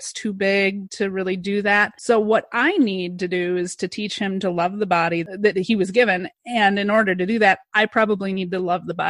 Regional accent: Madison, Wisconsin, United States; we're a bedroom community as well, but we're right in between Madison and Milwaukee. You know, I grew up in Madison

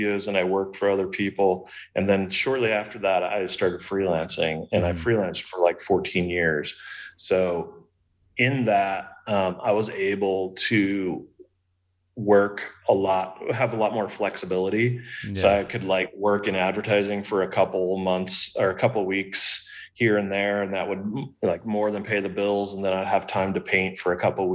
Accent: Kansas City, Missouri, United States; moved away as an adult; also born or lived in Los Angeles, California / Palm Springs, California / Sedona, Arizona / Austin, Texas; I grew up in Kansas City. I lived in LA for 10 years. Palm Springs for 4 years, Sedona, Arizona for 3 years, Austin, Texas for 5 years

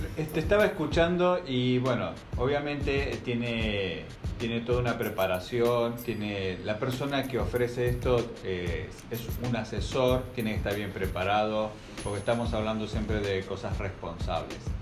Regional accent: Argentina; moved away; en mi país, en Argentina

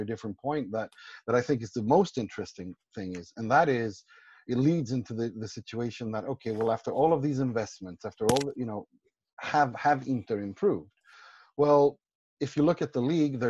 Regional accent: Gothenburg, Västra Götaland, Sweden; I'm from Gothenburg

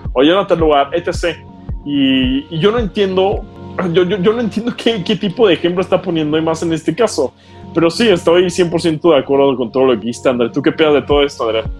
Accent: Mexico; nosotros como, como mexicanos

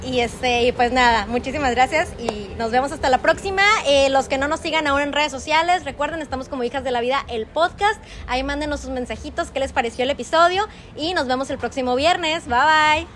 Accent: Ensenada, Baja California, Mexico; me encuentro en Ensenada, Ensenada, la ciudad de donde yo soy

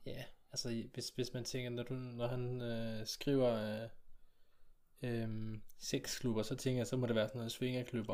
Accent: South Jutland, Southern Denmark, Denmark; når vi er sønderjyde

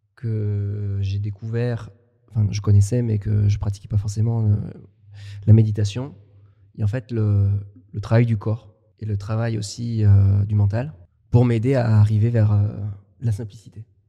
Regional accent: France; accent: French; j'ai un accent euh, très français. Moi, j'ai du mal à perdre mon accent, que ce soit en espagnol

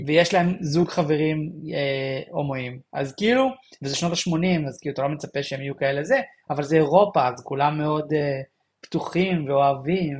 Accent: Israel; אני ישראלי

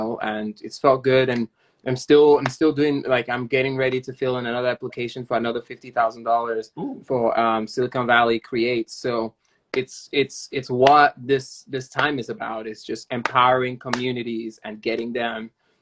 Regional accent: Nigeria; now in San Francisco, United States; Nigeria, where my home country

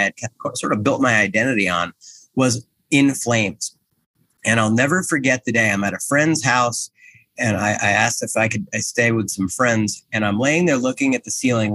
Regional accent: New Jersey, United States; I'm from Jersey

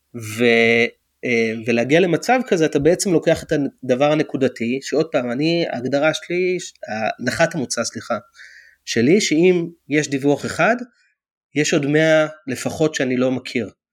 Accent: Israel; now in United States

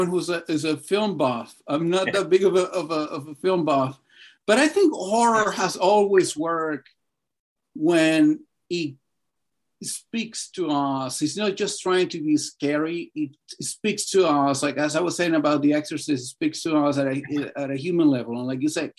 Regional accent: Caracas, Capital District, Venezuela; now in Los Angeles, United States; I'm from Venezuela, from Caracas.

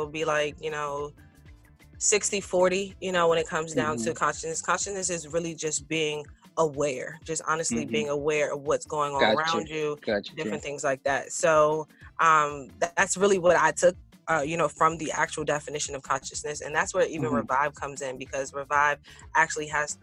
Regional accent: Washington, District of Columbia, United States; moved away as an adult; now in Philadelphia, United States; I'm originally from Washington, D.C.

